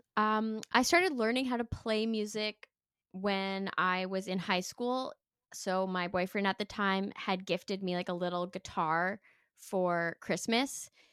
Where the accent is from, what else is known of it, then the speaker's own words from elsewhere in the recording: Sudbury, Ontario, Canada; moved away; also born or lived in Toronto; I'm from Northern Ontario originally, but I moved to Toronto for school